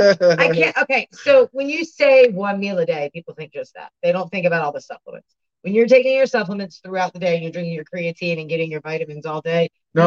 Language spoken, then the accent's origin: English; Baltimore, Maryland, United States; I'm from Baltimore.